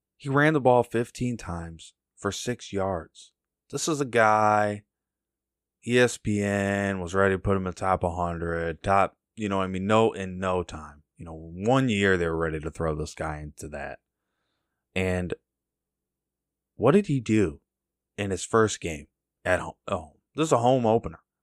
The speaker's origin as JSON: {"language": "English", "country": "United States"}